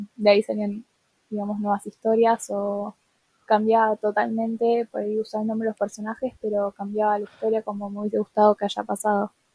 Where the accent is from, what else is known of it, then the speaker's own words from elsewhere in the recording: Buenos Aires, Argentina; soy de Buenos Aires Capital